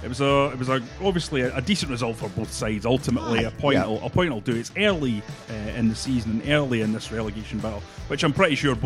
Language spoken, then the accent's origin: English; Scotland, United Kingdom; It's one of those that we laugh because we're Scottish football fans.